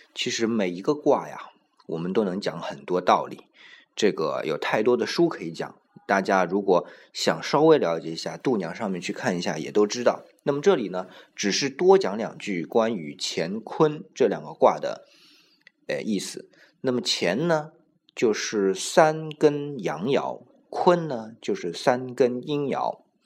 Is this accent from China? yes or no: yes; China; 我们中国人